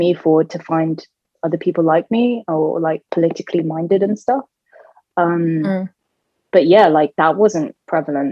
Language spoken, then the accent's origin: English; United Kingdom; I was so conflicted being British and Bengali and Sunni Muslim and gay and now non-binary